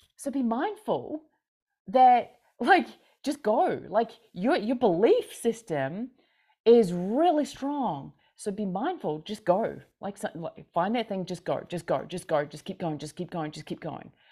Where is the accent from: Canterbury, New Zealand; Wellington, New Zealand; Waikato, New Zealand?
Canterbury, New Zealand; Christchurch; now in Montana, United States; I'm from Christchurch, New Zealand. I currently am in Montana